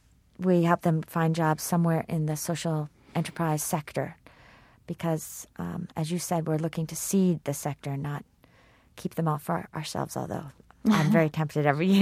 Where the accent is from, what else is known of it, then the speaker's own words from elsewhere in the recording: Kenya; English is a second language; And as a Kenyan, I can't even understand that.